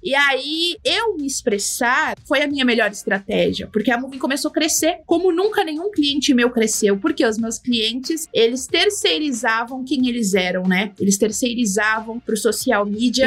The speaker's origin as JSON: {"language": "Portuguese", "town": "Mogi das Cruzes", "region": "São Paulo", "country": "Brazil", "tie": "born or raised there", "said": "sou natural de Mogi das Cruzes"}